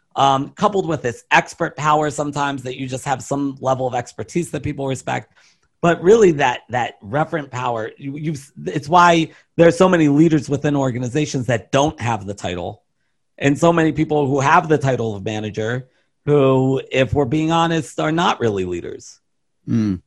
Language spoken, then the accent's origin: English; Baltimore, Maryland, United States; I'm from Baltimore